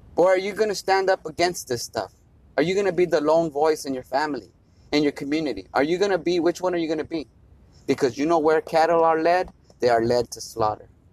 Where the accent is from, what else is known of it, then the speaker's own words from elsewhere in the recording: United States; as an American citizen. That's what we are. We're Americans